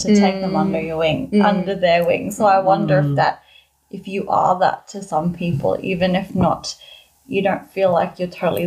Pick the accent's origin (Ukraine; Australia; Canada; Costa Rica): Australia; first language English; I grew up here in Australia